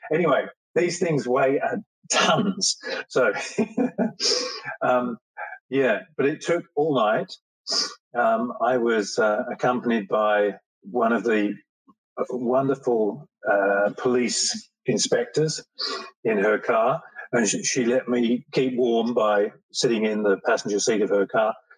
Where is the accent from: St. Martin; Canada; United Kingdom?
United Kingdom; England; moved away; I was born in England